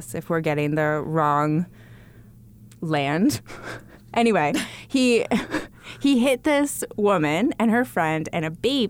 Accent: Canada; moved away; I grew up in small town Canada.

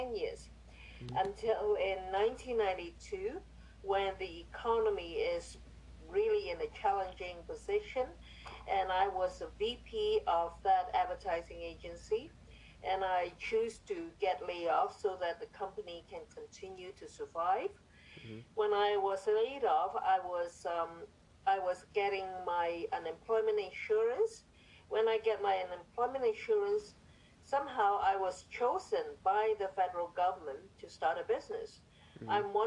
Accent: Hong Kong; moved away as an adult; also born or lived in Ontario, Canada; now in Richmond Hill, Canada; I came from Hong Kong 40 years ago. I came with my husband and my two-year-old

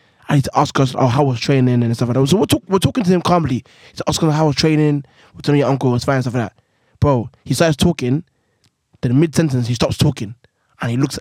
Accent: London, United Kingdom; I'm from Woolwich Sides.

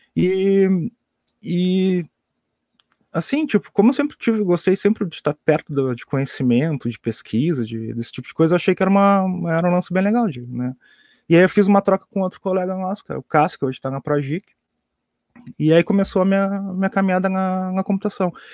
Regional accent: Pelotas, Rio Grande do Sul, Brazil; eu sou aqui de Pelotas também

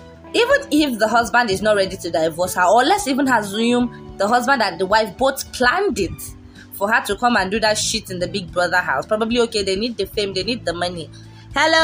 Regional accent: Nigeria; we are Nigerian, from a black country

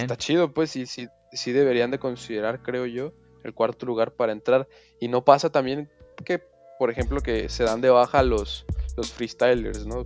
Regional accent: Mexico; no solo como mexicano

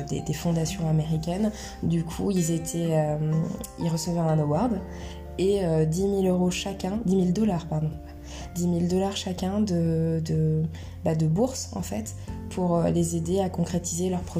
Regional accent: United Kingdom; accent: British; French is a second language; Au début, je suis arrivée euh, avec mon petit accent british, euh

